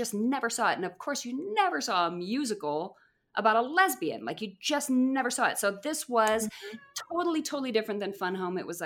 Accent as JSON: {"language": "English", "region": "Colorado", "country": "United States", "moved": "yes", "said": "I'm from Colorado."}